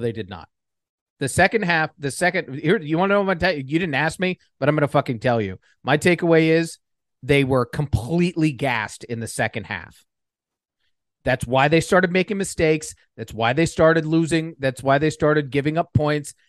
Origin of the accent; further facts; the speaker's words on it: New York, United States; as a New Yorker